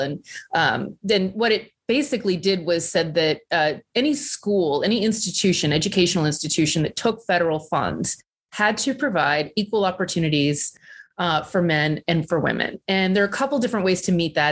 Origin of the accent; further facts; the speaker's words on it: Southern Virginia, United States; when I was growing up in Southern Virginia